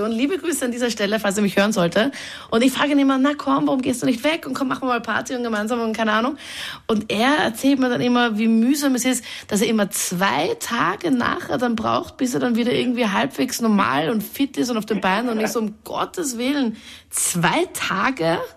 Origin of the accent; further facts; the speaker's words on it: Linz, Upper Austria, Austria; Äh, äh ja, aber Linz ist so voll toll. Entschuldigung, das ist meine Heimatstadt